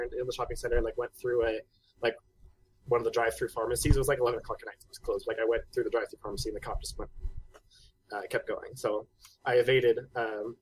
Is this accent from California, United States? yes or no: yes; Southern California, United States; I grew up in Southern California.